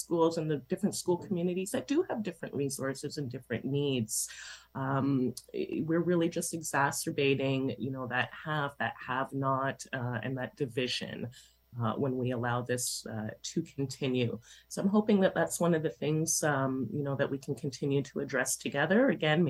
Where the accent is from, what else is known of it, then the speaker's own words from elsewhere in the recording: Toronto, Ontario, Canada; I grew up in Toronto schools